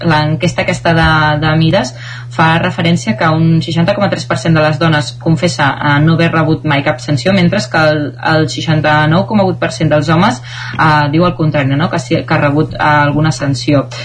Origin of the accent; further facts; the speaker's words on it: Caldes de Montbui, Catalonia, Spain; sóc de Caldes de Montbui